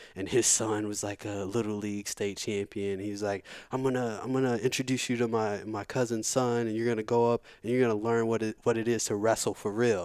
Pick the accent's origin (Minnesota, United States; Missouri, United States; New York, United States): Missouri, United States; St. Louis; also born or lived in Virginia Beach, Virginia; I've I've been in St. Louis since I'm two, so so I'm from St. Louis.